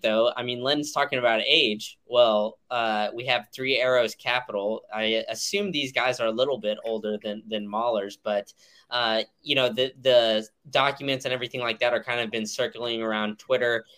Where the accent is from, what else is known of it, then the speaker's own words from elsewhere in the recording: United States; as an American